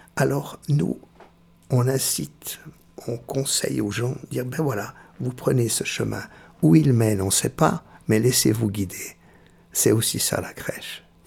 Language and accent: French; Switzerland; also born or lived in Perugia, Italy; je suis né euh, à Pérouse, c'est-à-dire tout près d'Assise, la, la, région de Saint-François d'Assise. Et euh, je suis venu tout suite tout de suite en Suisse, j'avais six mois. Et puis euh, j'ai été élevé